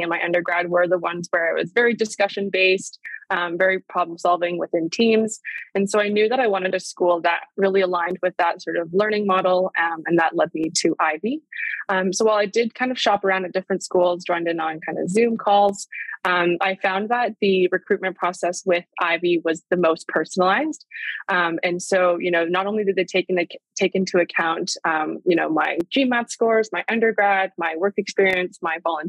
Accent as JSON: {"language": "English", "town": "Vancouver", "region": "British Columbia", "country": "Canada", "also_born_or_lived": "Guelph, Ontario", "moved": "as an adult", "said": "I'm originally from Vancouver"}